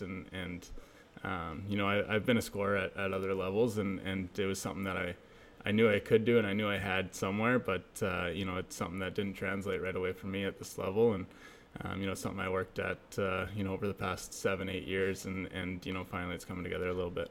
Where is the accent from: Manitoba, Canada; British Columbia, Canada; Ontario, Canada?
British Columbia, Canada; Abbotsford; I grew up in Abbotsford, um, you know, a smaller town, about an hour out, outside of Vancouver